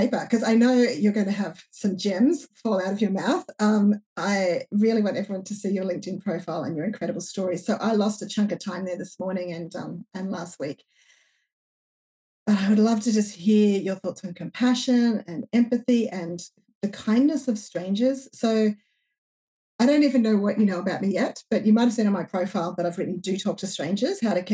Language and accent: English; regional New South Wales, Australia; I live in regional New South Wales, Australia